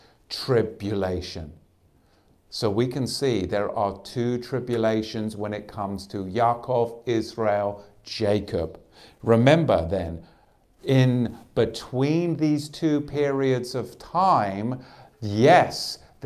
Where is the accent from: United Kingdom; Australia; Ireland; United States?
Australia; moved away; My home country